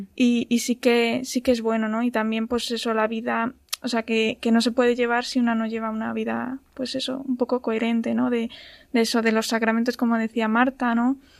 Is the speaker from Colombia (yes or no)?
no; Ávila, Castile and León, Spain; now in Madrid, Spain; soy de, soy de Ávila, pero bueno, estoy trabajando aquí en Madrid